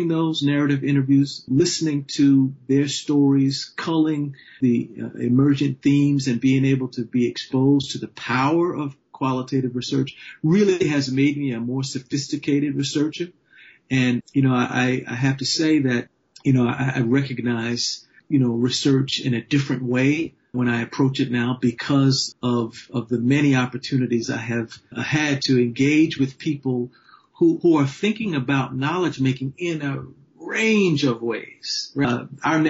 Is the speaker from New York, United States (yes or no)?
yes; New York City, New York, United States; I'm from Harlem, New York, second generation, both sides